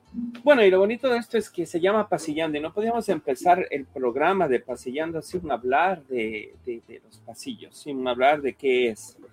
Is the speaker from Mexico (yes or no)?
no; Ecuador; moved away; somos ecuatorianos